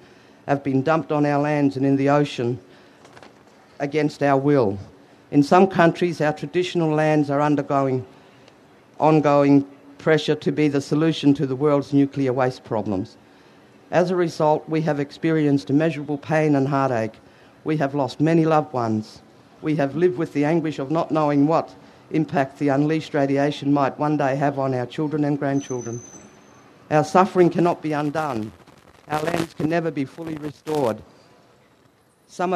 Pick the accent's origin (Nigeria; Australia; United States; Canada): Australia; Ceduna, South Australia; I'm from Ceduna on the far west coast of South Australia, not far from Maralinga.